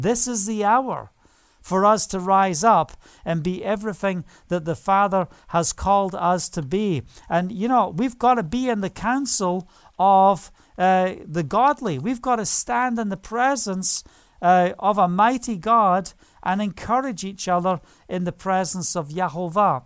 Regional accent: Scotland, United Kingdom; now in Israel; Being Scottish

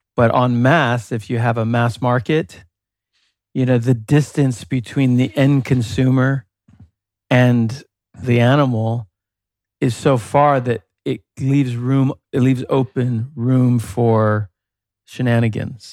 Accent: New York, United States; moved away; growing up in New York

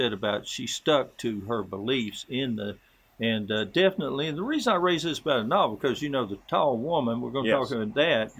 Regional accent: Roan Mountain, Tennessee, United States; It reminds me so much of growing up on Roan Mountain and being around the stream.

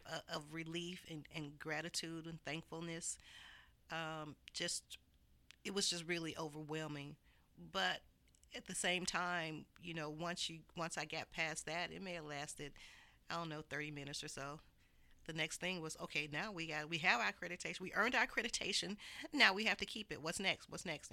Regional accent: Montgomery, Alabama, United States; moved away; I am from Montgomery, Alabama.

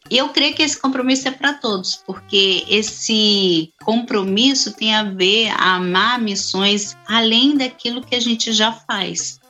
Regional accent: Brazil; moved away as an adult; also born or lived in Granada, Spain; now in Spain; nós saímos do Brasil faz 21 anos, eu vim para a Espanha para estudar

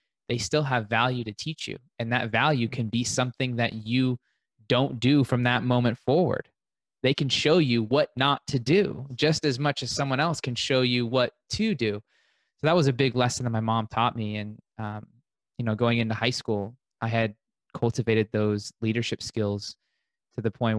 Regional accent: Las Vegas, Nevada, United States; born and raised in Vegas, one of those rare unicorns, haven't left.

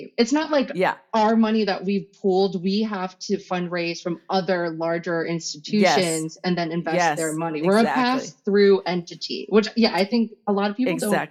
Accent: Philippines; I'm Filipino, so then we do karaoke afterwards.

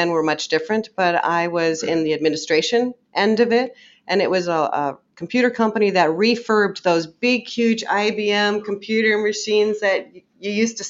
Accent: New Jersey, United States; now in Arizona, United States; I grew up in New Jersey.

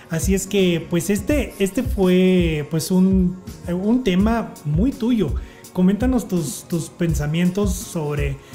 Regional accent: Quito, Pichincha, Ecuador; moved away as an adult; now in Washington, United States; Soy de Quito.

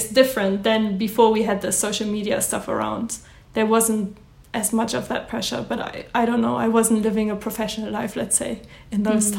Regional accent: Germany; English is a second language; I'm German, as you can't tell from my accent.

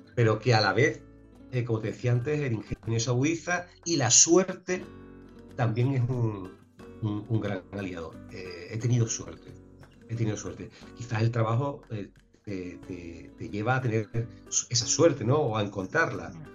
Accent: Sanlúcar de Barrameda, Andalusia, Spain; moved away as an adult; also born or lived in Seville / Madrid / Chicago / New York; puedo decir que como en San Lucas de Barrameda, al menos para mí y para muchísima gente, no se vive en ningún sitio

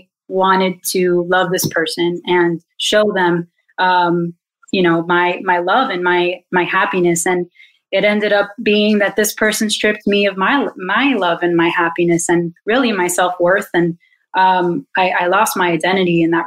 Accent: Miami, Florida, United States; moved away; I'm from Miami, born and raised, and my whole family's here

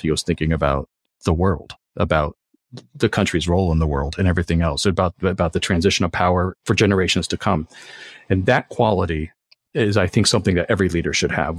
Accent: Colorado, United States; moved away as an adult; now in Los Angeles, United States; I grew up in Colorado and moved out to L A about, well, it's hard to say, but I think about twenty years ago.

